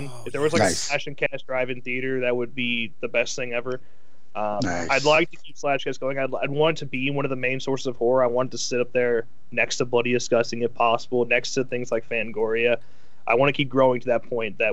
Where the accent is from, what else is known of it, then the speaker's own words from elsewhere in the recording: Illinois, United States; I'm from Illinois.